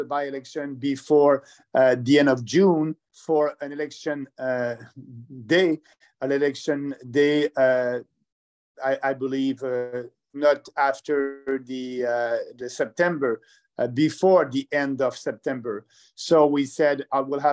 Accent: Quebec, Canada; I'm from Quebec

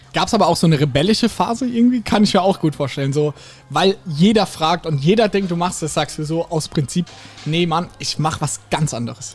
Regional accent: Ladenburg, Baden-Württemberg, Germany; ich komme aus Ladenburg

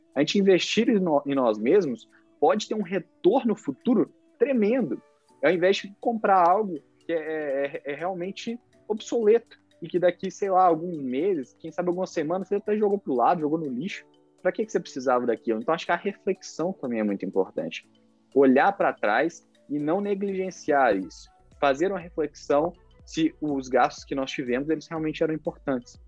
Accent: Brazil; nós, como brasileiros

